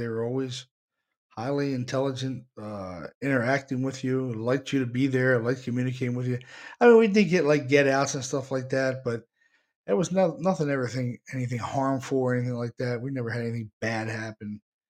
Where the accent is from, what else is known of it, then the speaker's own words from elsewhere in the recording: Arizona, United States; now in Pennsylvania, United States; And I'm from Arizona.